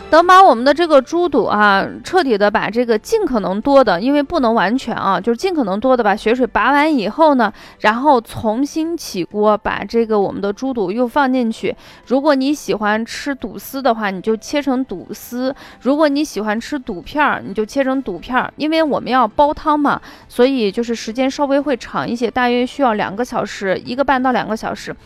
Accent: Shaanxi, China; 我们陕西人的做法

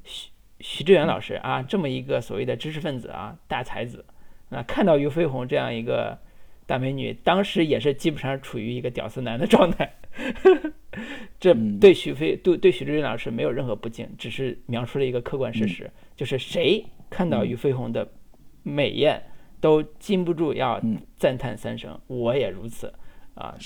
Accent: China; 我们大陆人

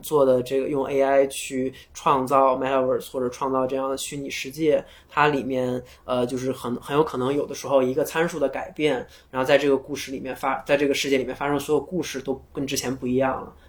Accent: China; 我们中国人，中国人的梦想也可以走向全世界

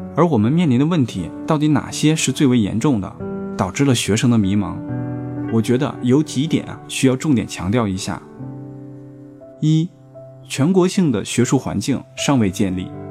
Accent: China; 我们中国人就常说啊

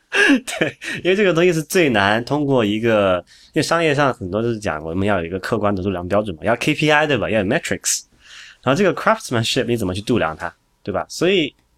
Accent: Sichuan, China; 我四川人嘛

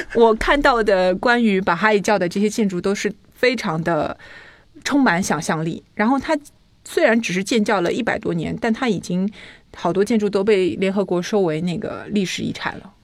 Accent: Henan, China; accent: Henan; 我的那个河南口音又出来了

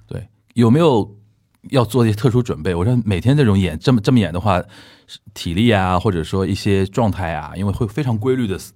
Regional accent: Anhui, China; now in Beijing, China; 我安徽人

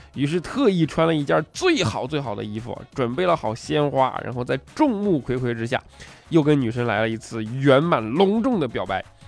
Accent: China; 我们中国人

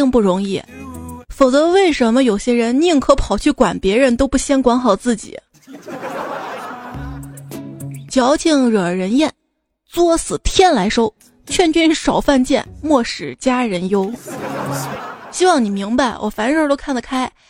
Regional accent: Shaanxi, China; 我说我是陕西的

